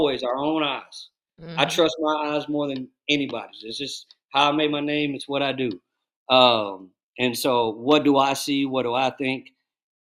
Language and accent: English; Dallas, Texas, United States; I grew up in the Dallas basketball culture